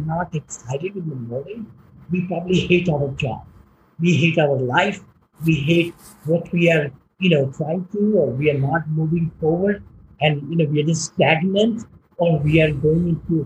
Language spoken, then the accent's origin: English; India; moved away as an adult; I came from India, right? I'm a mechanical engineer